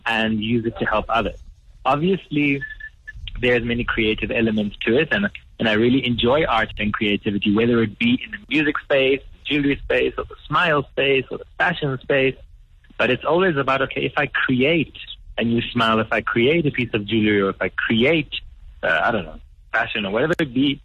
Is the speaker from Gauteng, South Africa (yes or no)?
yes; Johannesburg, Gauteng, South Africa; being born here